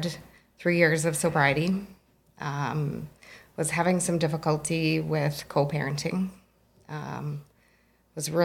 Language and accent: English; Medicine Hat, Alberta, Canada; I grew up in Medicine Hat, actually. I've been here 21 years